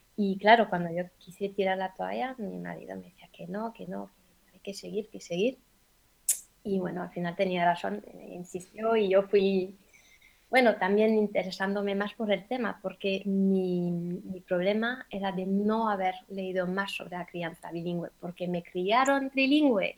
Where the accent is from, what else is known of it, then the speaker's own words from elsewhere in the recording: France; soy una mamá francesa, vivo en Francia y me crié trilingüe